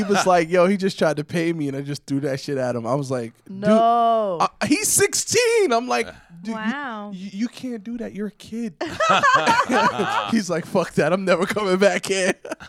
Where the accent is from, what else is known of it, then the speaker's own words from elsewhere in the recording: New York City, New York, United States; I'm from Staten Island